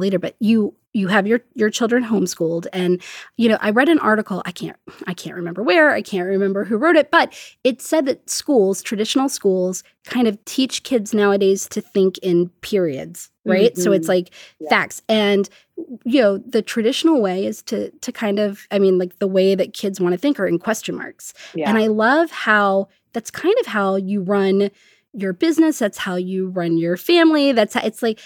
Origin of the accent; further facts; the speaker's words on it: Washington, District of Columbia, United States; also born or lived in Pensacola, Florida; I was born in Pensacola and then I grew up in Washington, D.C.